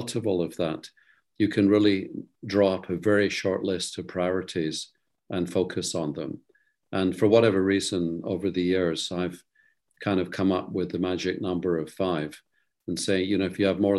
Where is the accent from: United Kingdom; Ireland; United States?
United Kingdom; Scotland; moved away; also born or lived in Netherlands; being a Scotsman